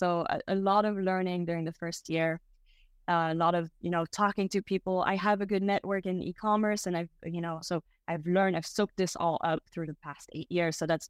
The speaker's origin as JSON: {"language": "English", "country": "Belgium", "tie": "born or raised there", "also_born_or_lived": "Brazil", "moved": "yes", "lives_now": "United States", "said": "So I am half French, half American. I grew up in Belgium and I came to the US for school. And then I also spent some time living in Brazil"}